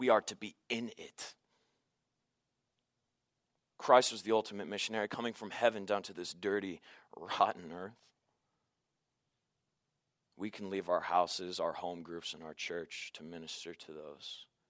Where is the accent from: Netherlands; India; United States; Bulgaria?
United States; Santa Barbara, California; I stopped by East Beach. You know, it's a place that my dad had taken me as a kid, and I just grew up there, and I love going there.